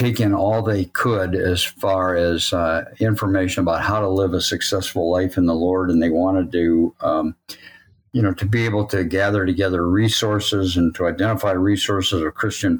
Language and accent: English; Sturgis, Michigan, United States; also born or lived in Illinois / Coldwater, Michigan / Ohio; from the age of 2.5 or something like that, I moved with my family to Sturgis, Michigan, where I went to high school